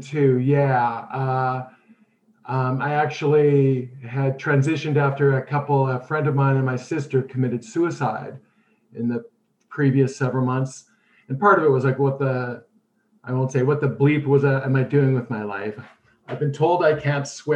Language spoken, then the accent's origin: English; Winnipeg, Manitoba, Canada; I grew up in Winnipeg